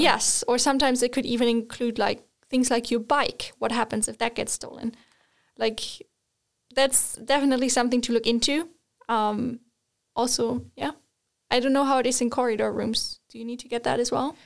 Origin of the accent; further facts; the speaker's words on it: Germany; moved away as an adult; now in Sweden; I'm from Germany, just moving to Sweden